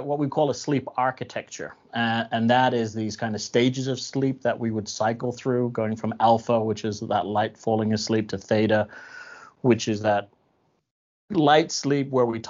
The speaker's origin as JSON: {"language": "English", "country": "Ireland", "said": "I'm Irish, so it's in my culture to make sure that that I have that in my system at all times."}